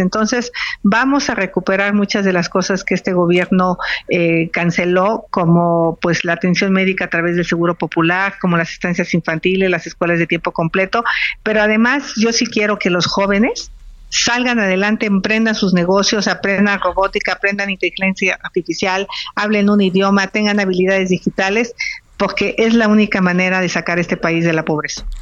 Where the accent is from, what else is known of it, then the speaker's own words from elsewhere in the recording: Tepatepec, Hidalgo, Mexico; now in Mexico City, Mexico; yo salí de Tepatepec huyendo de la violencia